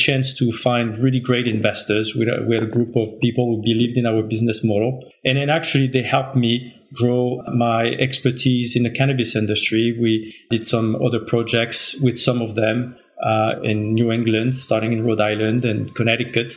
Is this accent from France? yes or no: yes; France; moved away as an adult; now in United States; I'm from France originally, moved in the States over 20 years ago now.